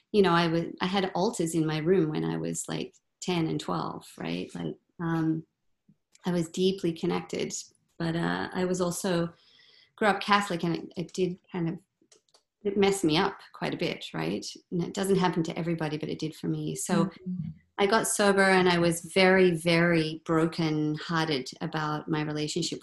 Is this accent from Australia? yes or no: yes; Australia; moved away as an adult; now in Vancouver, Canada; I grew up in Australia